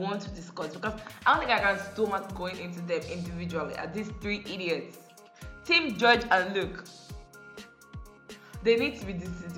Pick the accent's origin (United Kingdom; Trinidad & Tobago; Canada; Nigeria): Nigeria; I grew up in Nigeria